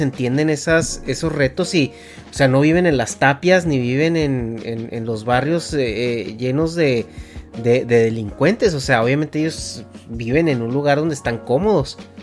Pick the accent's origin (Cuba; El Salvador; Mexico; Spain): Mexico; como mexicano